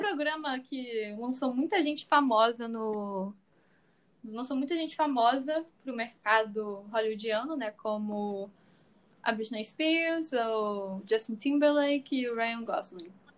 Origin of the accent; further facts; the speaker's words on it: Rio de Janeiro, Brazil; eu sou do Rio de Janeiro